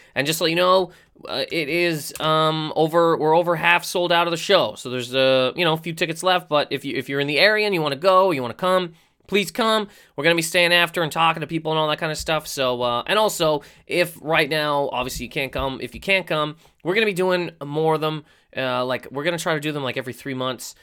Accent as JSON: {"language": "English", "town": "Halifax", "region": "Nova Scotia", "country": "Canada", "also_born_or_lived": "Miramichi, New Brunswick", "moved": "yes", "said": "I'm from Halifax, and that's where the festival is"}